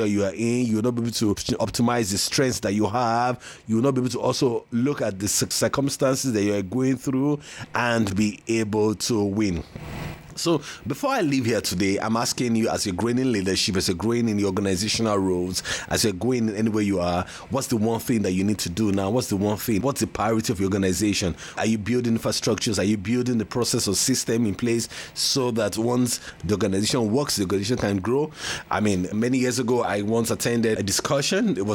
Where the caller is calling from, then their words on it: Lagos, Nigeria; and I'm speaking from Lagos, Nigeria.